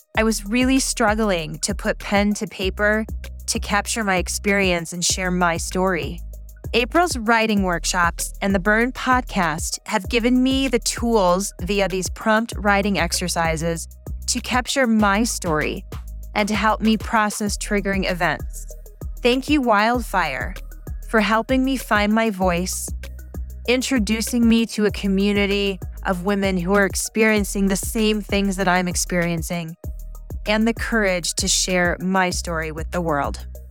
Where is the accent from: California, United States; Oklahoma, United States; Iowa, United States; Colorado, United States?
Colorado, United States; I'm from Colorado